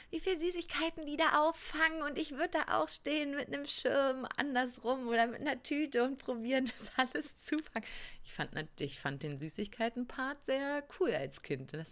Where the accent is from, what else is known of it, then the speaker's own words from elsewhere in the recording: North or East Germany, Germany; wir sind halt, wir kommen halt aus dem Norden oder Osten, wo, wo man das nicht mehr groß feiert. Sind nicht katholisch.